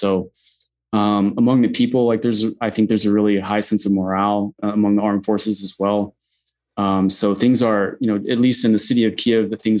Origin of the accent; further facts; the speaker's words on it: Texas, United States; Yeah, I'm from Texas.